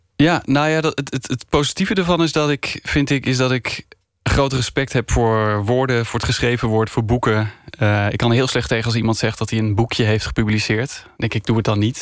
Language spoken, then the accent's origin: Dutch; Spakenburg, Utrecht, Netherlands; ik ben opgegroeid in Spakenburg